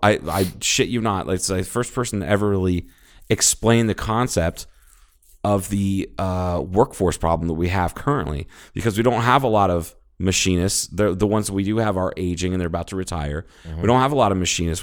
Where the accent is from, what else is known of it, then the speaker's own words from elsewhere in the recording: Ohio, United States; moved away; I'm from Ohio. I have family that lives there.